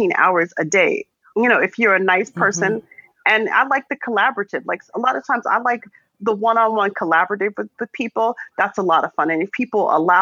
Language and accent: English; Arizona, United States; I'm a girl from Arizona.